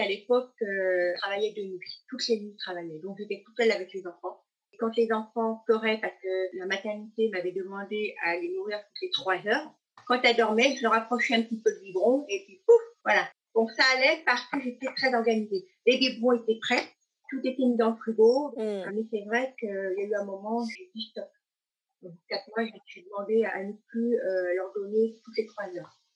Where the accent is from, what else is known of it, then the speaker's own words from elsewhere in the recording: Thailand; also born or lived in Loire-Atlantique; now in France; mon pays d'origine, en Thaïlande